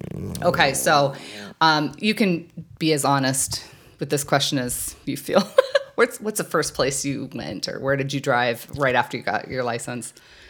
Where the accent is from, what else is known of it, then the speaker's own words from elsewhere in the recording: Farmington, New Mexico, United States; moved away; so I grew up in Farmington, New Mexico, different Farmington.